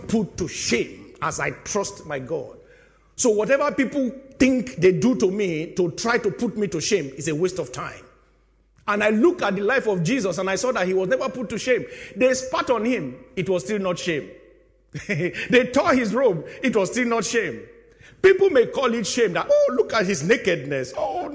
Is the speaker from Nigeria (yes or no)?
yes; Nigeria; also born or lived in United Kingdom; I am a Nigerian citizen and I'm a British citizen